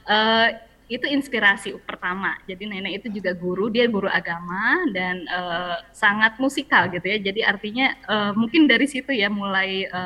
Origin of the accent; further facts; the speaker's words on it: Jambi, Indonesia; sih dulu karena waktu kecil aku kelahiran Jambi di Jambi itu nenek pernah uh, beliin piano kecil